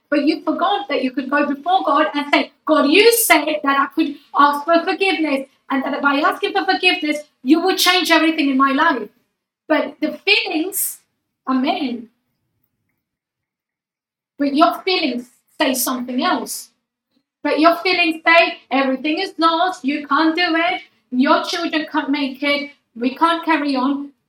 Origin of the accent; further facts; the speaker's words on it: United Kingdom; I feel British. I sometimes I forget I'm, I'm British, but, oh, and then I go with a British passport.